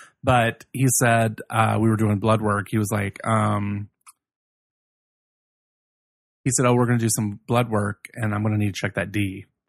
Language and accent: English; Virginia, United States; now in Chicago, United States; where I grew up in Virginia